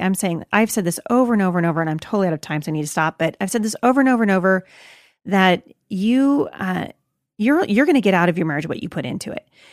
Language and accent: English; United States; I'm an American